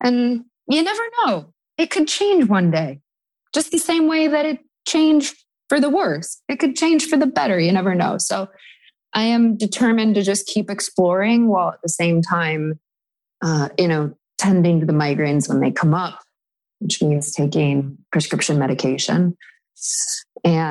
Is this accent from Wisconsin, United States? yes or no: yes; Madison, Wisconsin, United States; moved away as an adult; now in New York City, United States; I was making a living in my hometown in Madison, Wisconsin as a professional musician